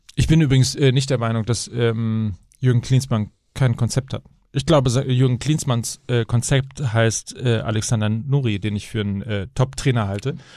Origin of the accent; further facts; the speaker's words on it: near Verl, North Rhine-Westphalia, Germany; now in Hamburg, Germany; bin zwar dreizehn Kilometer von Ferl entfernt aufgewachsen